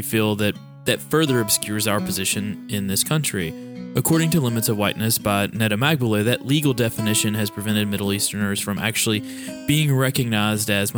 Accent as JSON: {"language": "English", "area": "the Bluegrass State", "region": "Kentucky", "country": "United States", "tie": "born or raised there", "said": "an Iranian-American born and raised in the Bluegrass State"}